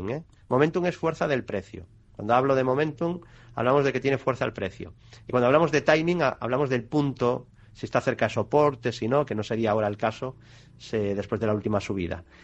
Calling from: Bilbao, Basque Country, Spain; de Bilbao. Buenas tardes.

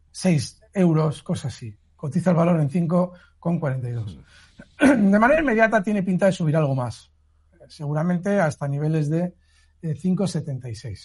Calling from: Madrid, Community of Madrid, Spain; de Madrid para el señor Iturralde

